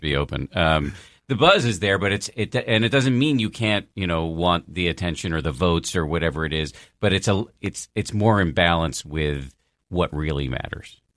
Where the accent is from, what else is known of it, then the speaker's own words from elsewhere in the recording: United States; as an American